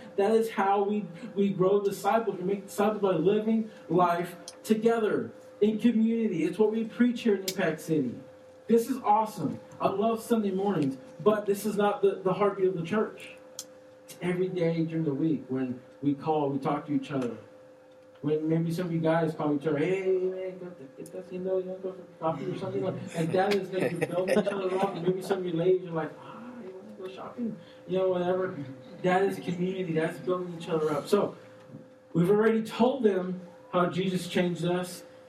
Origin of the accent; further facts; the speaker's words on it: Austin, Texas, United States; we're from Austin, too.